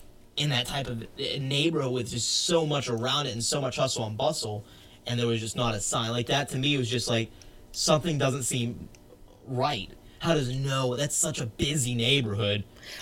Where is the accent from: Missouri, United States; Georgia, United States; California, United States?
Georgia, United States; South; where I grew up in South Georgia